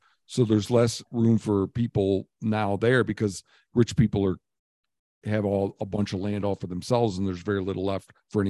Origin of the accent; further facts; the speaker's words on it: Michigan, United States; Then I'd focus a bit on my home state of Michigan